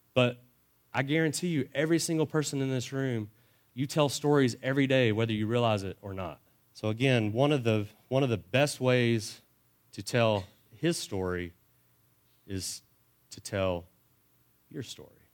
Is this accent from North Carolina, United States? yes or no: no; Dallas, Texas, United States; I was born in Dallas, and we spent most of my elementary and junior high years in the Dallas Fort Worth area